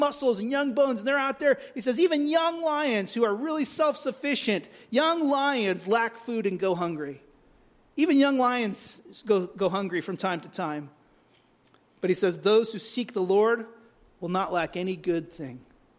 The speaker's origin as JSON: {"language": "English", "region": "California", "country": "United States", "moved": "yes", "said": "I'm from California"}